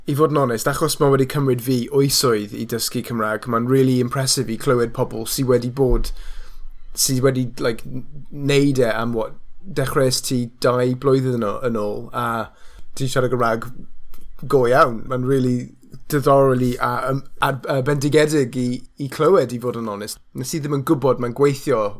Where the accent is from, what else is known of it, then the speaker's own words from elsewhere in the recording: Wales, United Kingdom; ni gyd yn swnio fel ni'n dod o Gymru, achos ni yn dod o Gymru, fi a ti, a yr acen ni, it's like, just as legitimate yn fy marn ni.